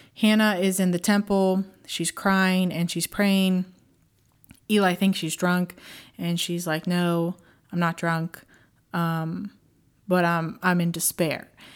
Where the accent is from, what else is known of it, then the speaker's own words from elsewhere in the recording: Pittsburgh, Pennsylvania, United States; also born or lived in Tampa, Florida; I moved back up to my hometown of Pittsburgh, Pennsylvania